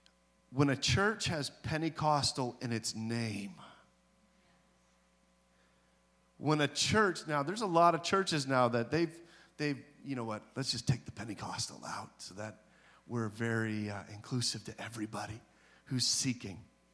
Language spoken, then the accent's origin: English; British Columbia, Canada; also born or lived in Nova Scotia; Because I grew up, you know, I was born in Nova Scotia, but then I moved into the interior of British Columbia